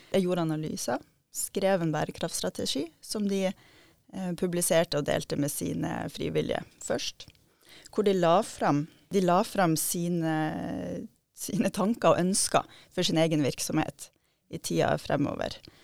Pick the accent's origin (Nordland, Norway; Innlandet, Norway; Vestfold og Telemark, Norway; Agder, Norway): Nordland, Norway; Steigen; Jeg kommer fra Steigen, der jeg er oppvokst med, med naturen i hagen og i bakgården